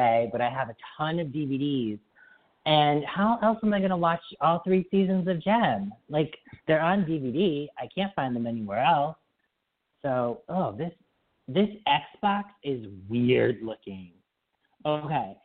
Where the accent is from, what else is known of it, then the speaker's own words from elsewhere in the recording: Springfield, Massachusetts, United States; now in Boston, United States; I'm moving from Boston back to Springfield. I'm moving back home